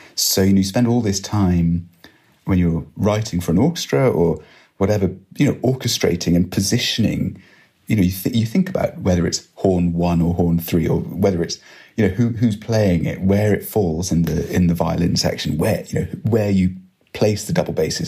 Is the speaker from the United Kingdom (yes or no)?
yes; Edinburgh, Scotland, United Kingdom; I grew up in Edinburgh